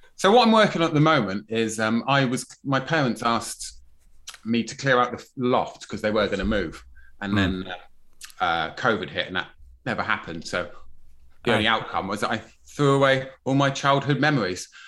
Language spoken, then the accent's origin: English; Plymouth, South West England, United Kingdom; I grew up in Plymouth, you know, it's a bit salty down there